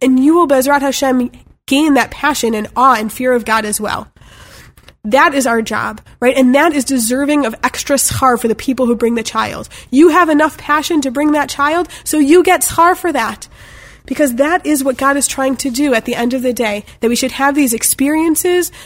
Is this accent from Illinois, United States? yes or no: yes; Chicago, Illinois, United States; I'm from Chicago